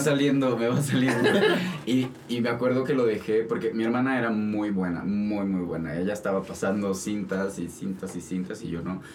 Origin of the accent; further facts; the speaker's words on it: Mexico; yo como mexicano